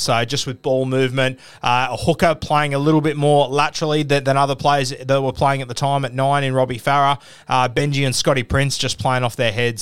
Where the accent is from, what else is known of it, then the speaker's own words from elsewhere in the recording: Australia; being Australian and not of Pacific Islander heritage